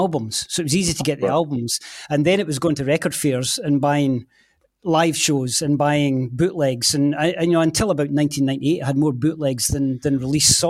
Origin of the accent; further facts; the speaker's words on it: Scotland, United Kingdom; as a Scot